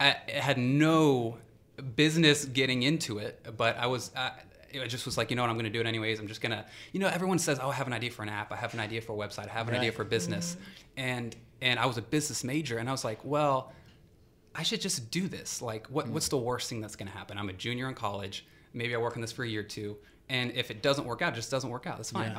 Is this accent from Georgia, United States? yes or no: yes; Decatur, Georgia, United States; I'm from Decatur. And, you know, I was really into sports and music growing up